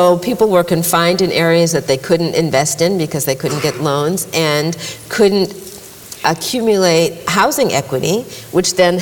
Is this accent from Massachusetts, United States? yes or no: yes; Massachusetts, United States; I grew up in Massachusetts